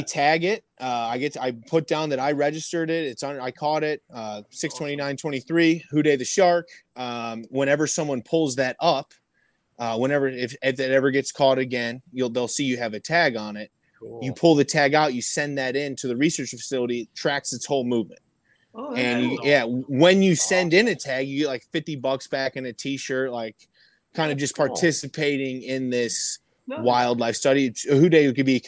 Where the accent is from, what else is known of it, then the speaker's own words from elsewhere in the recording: Indianapolis, Indiana, United States; now in Cincinnati, United States; we grew up in Indianapolis